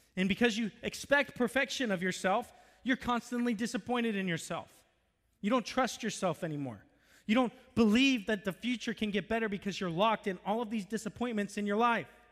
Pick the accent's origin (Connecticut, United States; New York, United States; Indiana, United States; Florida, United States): Florida, United States; moved away as an adult; also born or lived in Virginia; I'm from Florida